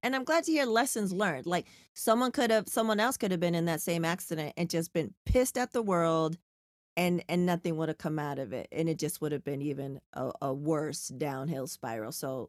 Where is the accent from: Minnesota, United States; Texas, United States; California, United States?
California, United States; San Diego; growing up in San Diego, but being super into hip hop and like dreaming of moving to New York and being, it was, you know, Gen X during that time.